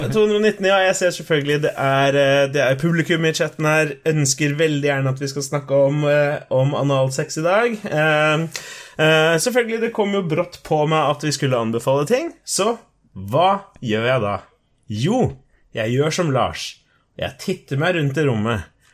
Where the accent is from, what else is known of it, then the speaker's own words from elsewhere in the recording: Colombia; now in Norway; jeg er fra Colombia